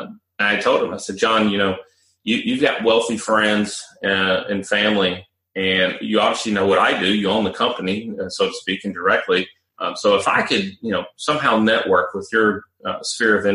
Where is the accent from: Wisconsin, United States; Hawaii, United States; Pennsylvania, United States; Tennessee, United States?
Tennessee, United States; Nashville; also born or lived in Charlotte, North Carolina; I'd already moved back to Nashville, which is my hometown, from Charlotte, North Carolina.